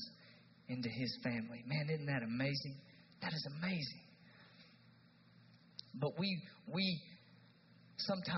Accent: East Tennessee, United States; I'm from East Tennessee

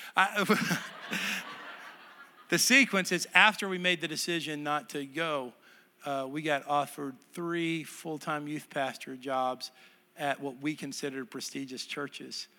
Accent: Texas, United States; moved away; It was my home state

